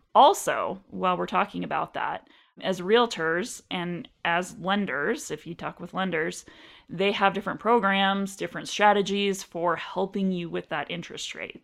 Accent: Anchorage, Alaska, United States; moved away as an adult; also born or lived in Washington State; now in Arizona, United States; I was born and raised in Anchorage, Alaska

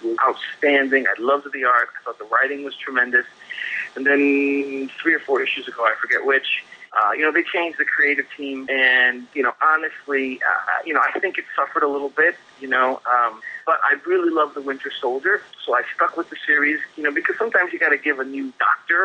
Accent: United States; As an American

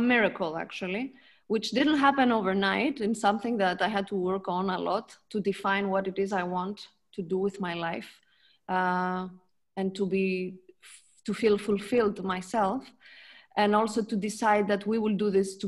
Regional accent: Greece; moved away as an adult; now in Lucerne, Switzerland; So originally I'm born in Greece, from a French mother and a Greek father

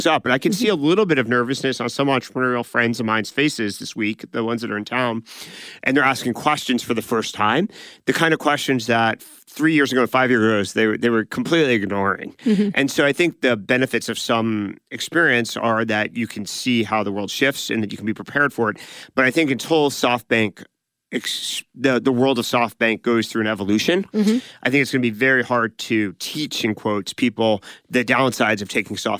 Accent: California, United States; So, for example, we grew up in Silicon Valley that went through 2000 to 2002.

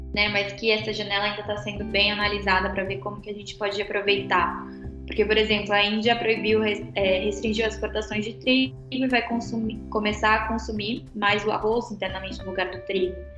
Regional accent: São Paulo, Brazil; moved away as an adult; now in Brasília, Brazil; eu venho de São Paulo também, só que São Paulo capital, então eu vim para Brasília no finalzinho de 2012, quase na virada do ano, já para faculdade.

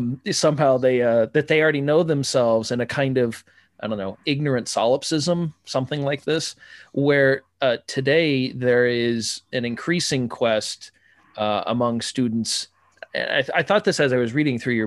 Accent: Midwest, United States; I'm from the Midwest, nice Protestant boy

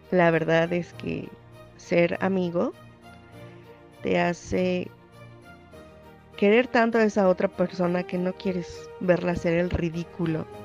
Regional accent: Mexico City, Mexico; de la Ciudad de México.

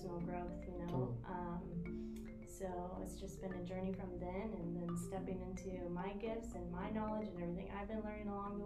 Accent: Iowa, United States; now in St. Petersburg, United States; From Iowa.

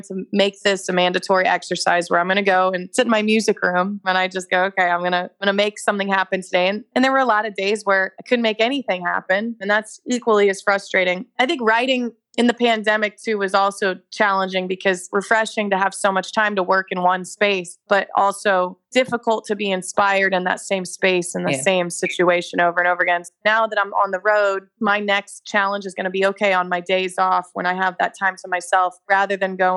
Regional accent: Kansas City, United States; I grew up in Kansas City

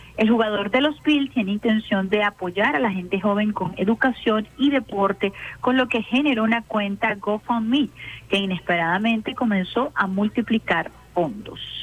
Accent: Venezuela; also born or lived in Caracas; como venezolanos y venezolanas

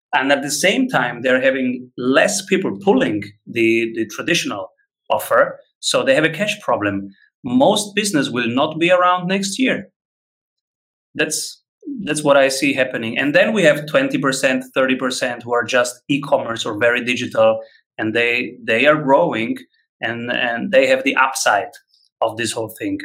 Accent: Rome, Lazio, Italy; moved away as an adult; now in Vienna, Austria; I am from Rome

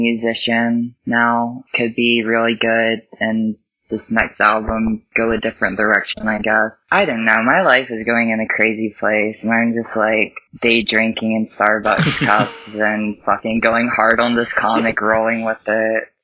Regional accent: Virginia, United States; I grew up in Virginia

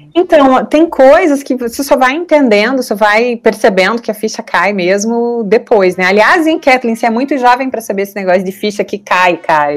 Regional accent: Santo Ângelo, Rio Grande do Sul, Brazil; eu sou natural de Santo Ângelo, no Rio Grande do Sul

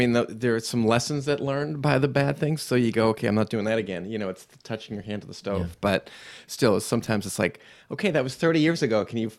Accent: Newton, Massachusetts, United States; And I grew up in Newton, Mass

